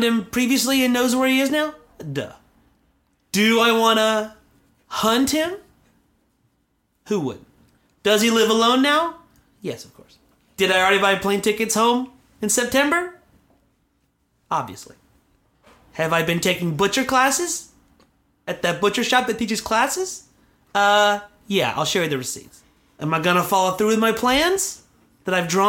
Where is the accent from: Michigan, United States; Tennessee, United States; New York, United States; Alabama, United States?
Alabama, United States; I grew up out in Alabama, out in the woods, small town